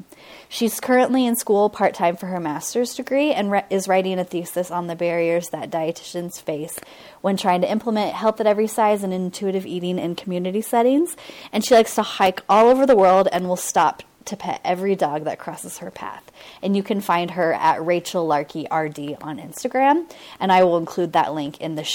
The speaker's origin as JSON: {"language": "English", "country": "United States", "tie": "born or raised there", "said": "I grew up in Washington, and we didn't have any family around"}